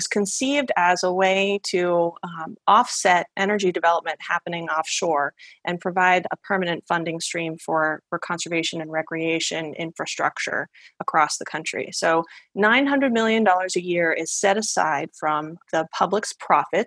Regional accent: outside the Boston area, Massachusetts, United States; I grew up outside the Boston area

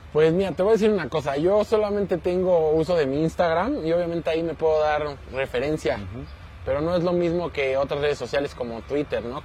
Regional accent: Mexico; soy nacido en México

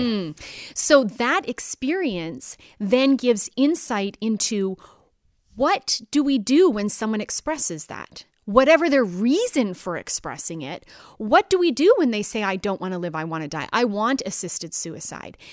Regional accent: Canada; my own experience as a Canadian

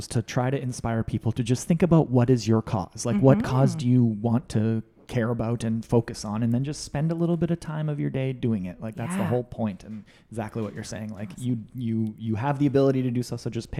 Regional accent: Russell, Manitoba, Canada; I'm from Russell.

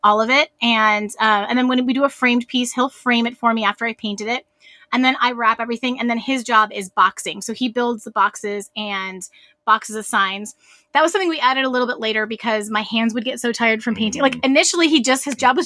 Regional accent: Texas, United States; We're from Texas

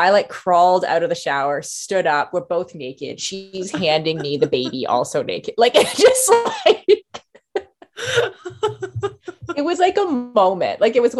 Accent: Canada; we're also Canadian

